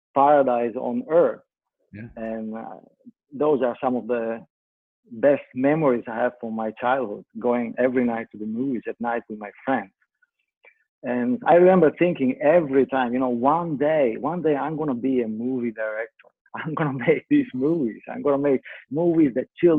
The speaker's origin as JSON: {"language": "English", "country": "Italy", "tie": "born or raised there", "moved": "yes", "said": "I'm Italian. I grew up in Italy"}